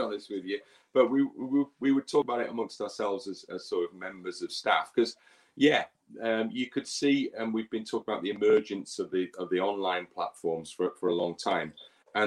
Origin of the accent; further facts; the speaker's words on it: Ruabon, Wales, United Kingdom; moved away as an adult; also born or lived in Liverpool / Leeds; the village I grew up in just outside of Wrexham called Rwaben